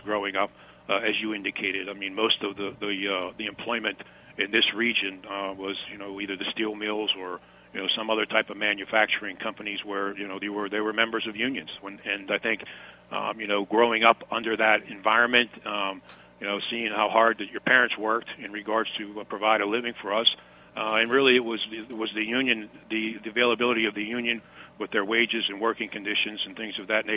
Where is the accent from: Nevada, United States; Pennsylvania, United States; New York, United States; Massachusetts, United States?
Pennsylvania, United States; Baldwin; I grew up in the South Hills of Pittsburgh in Baldwin Borough.